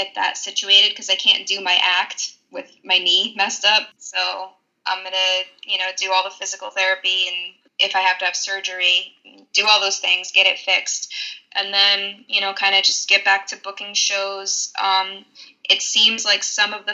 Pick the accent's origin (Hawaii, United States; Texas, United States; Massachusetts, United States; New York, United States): New York, United States; New York City; I'm from New York City